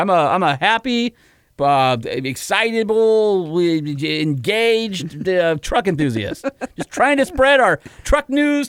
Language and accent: English; Southern California, United States; I was that kid from SoCal